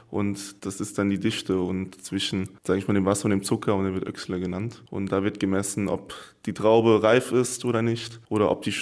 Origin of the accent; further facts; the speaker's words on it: Rhineland-Palatinate, Germany; Ich komme hier aus SG uns Rheinhessen, aus einer Region, da haben wir viel Volleyball gespielt.